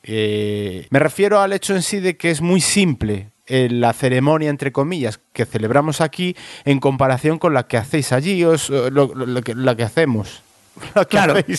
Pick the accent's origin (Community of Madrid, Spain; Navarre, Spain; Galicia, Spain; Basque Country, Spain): Galicia, Spain; de donde soy yo, en Galicia